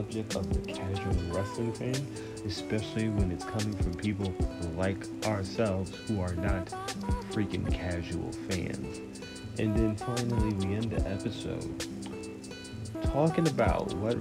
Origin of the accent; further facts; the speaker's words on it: New York City, New York, United States; growing up in New York City, I went to public school, elementary, middle, and high school in New York City